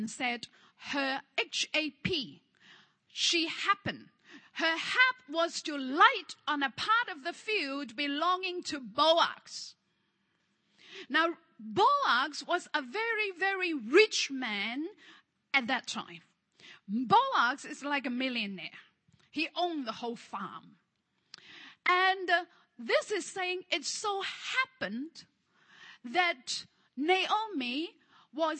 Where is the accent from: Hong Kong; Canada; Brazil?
Hong Kong; English is a second language; moved away; I'm from Hong Kong